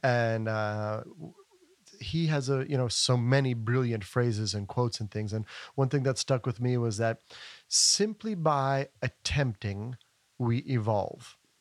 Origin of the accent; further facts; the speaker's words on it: Asheville, North Carolina, United States; moved away as an adult; now in Europe; I was born and raised here in Asheville